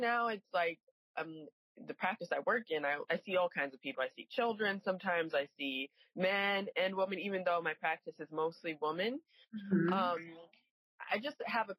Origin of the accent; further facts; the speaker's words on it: Cheshire, Connecticut, United States; I grew up in a small town in Connecticut with Leslie. Cheshire, Connecticut.